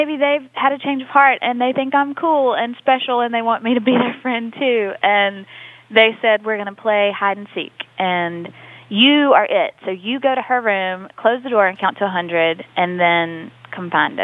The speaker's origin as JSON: {"language": "English", "region": "Mississippi", "country": "United States", "tie": "born or raised there", "said": "Mississippi, it's a special place"}